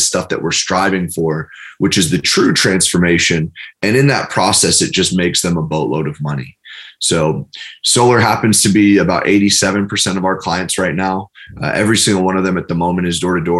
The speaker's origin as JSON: {"language": "English", "region": "New York", "country": "United States", "said": "I'm from New York"}